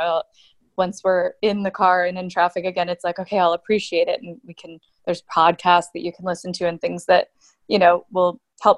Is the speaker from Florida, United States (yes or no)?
no; Atlanta, Georgia, United States; moved away; I grew up in Atlanta mostly, but I've lived in a couple different places